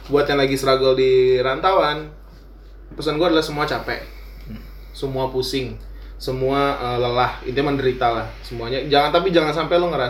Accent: Java, Indonesia; dan dan gue sama bos gue kan emang orang Jawa asli kan

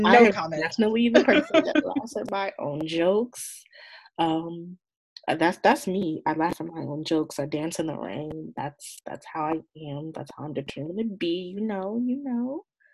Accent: Marietta, Georgia, United States

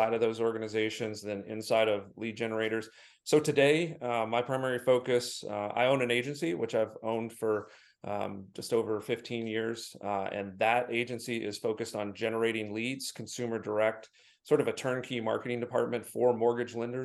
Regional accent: Michigan, United States; I'm from Michigan

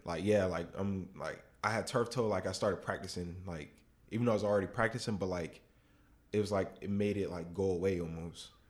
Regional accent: West Palm Beach, Florida, United States; moved away; I'm from West Palm Beach

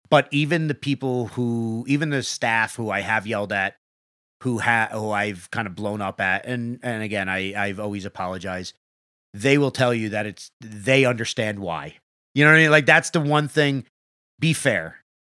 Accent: New York, United States; We're from New York, so I don't know how it all

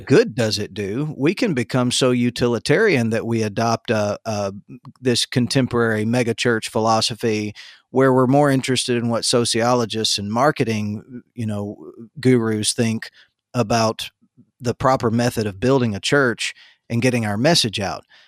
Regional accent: the Panhandle of Florida, United States; my town growing up in the Panhandle of Florida

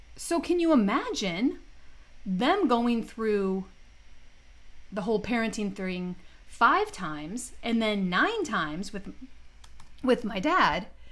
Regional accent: Detroit, Michigan, United States; growing up in Detroit, my childhood was uneventful

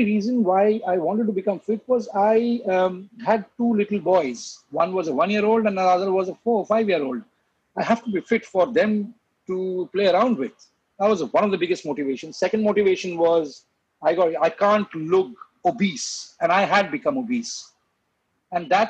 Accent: Kolkata, West Bengal, India; moved away as an adult; also born or lived in England; I'm a Bengali from Calcutta.

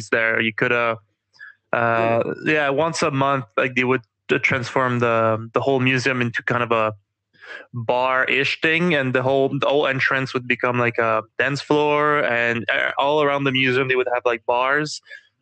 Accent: Quebec City, Quebec, Canada; I'm from Quebec City

